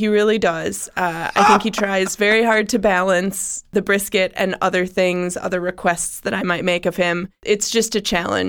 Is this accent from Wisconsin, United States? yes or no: yes; Wisconsin, United States; now in Columbus, United States; I mean, I was raised in Wisconsin.